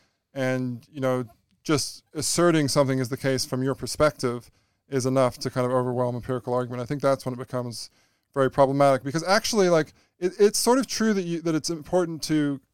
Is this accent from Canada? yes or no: yes; Canada; yes, I'm a Canadian, so I'm going to be privileged.